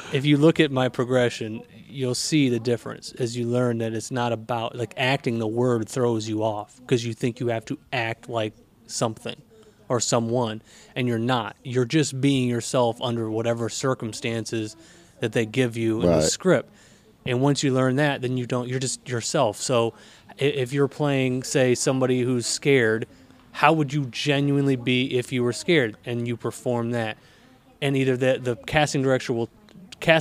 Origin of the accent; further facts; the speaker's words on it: Elkhart, Indiana, United States; moved away as an adult; now in Chicago, United States; I grew up in Elkhart.